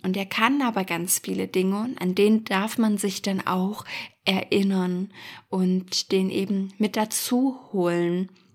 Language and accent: German; Germany; wir sind ja als Deutsche